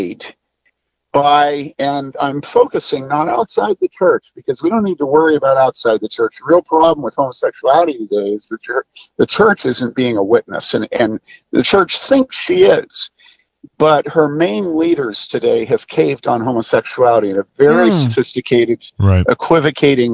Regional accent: Wheaton, Illinois, United States; I grew up in Wheaton in the 60s and 70s

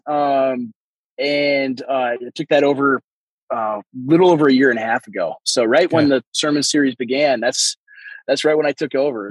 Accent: Waseca, Minnesota, United States; moved away as an adult; I am uh, a pastor in rural southern Minnesota in a very small town, actually, my hometown where I was born and raised, uh, Minnesota

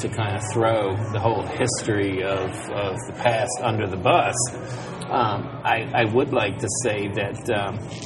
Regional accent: Virginia, United States; I'm from Virginia, so we had vampires in our neighborhood

